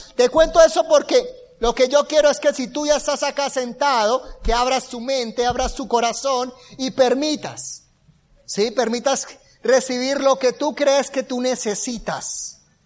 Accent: Bucaramanga, Santander, Colombia; Yo vengo de una ciudad que se llama Bucaramanga. Es la cuarta, quinta ciudad más grande de Colombia.

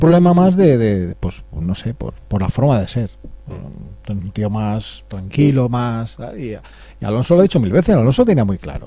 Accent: Spain; cómo somos los españoles

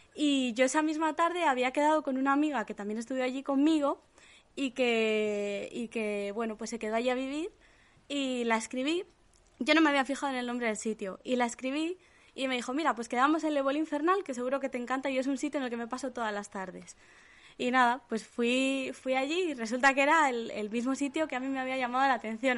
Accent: Santander, Cantabria, Spain; de Santander

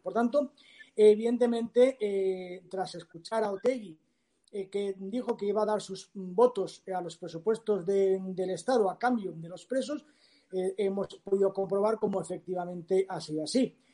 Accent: Valencia, Valencian Community, Spain; en mi tierra, en mi ciudad

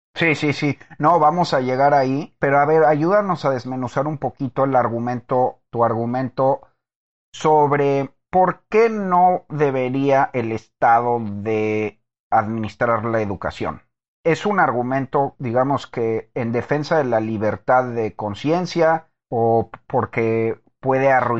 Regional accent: Texas, United States; also born or lived in Mexico; nací en México, pero crecí en Texas

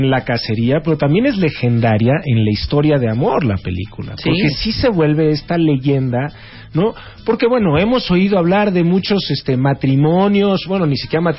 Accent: Acapulco, Guerrero, Mexico; also born or lived in New York, United States; ¿Por qué nací en Nueva York? ¿Por qué mi mamá me llevó a Acapulco? ¿Por qué terminé viviendo en Acapulco tantos años?

